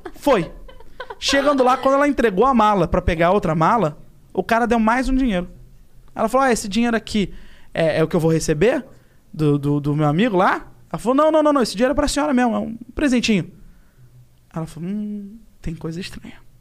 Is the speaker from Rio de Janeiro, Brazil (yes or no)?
yes; Rio de Janeiro, Brazil; Vou pro Brasil, inclusive na Tijuca, onde eu nasci